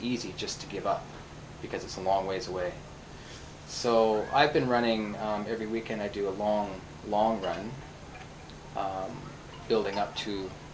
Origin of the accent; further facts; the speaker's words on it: Vancouver, British Columbia, Canada; moved away as an adult; now in Tokyo, Japan; I'm originally from Vancouver, Canada, the west coast of Canada, and came to Japan about six years ago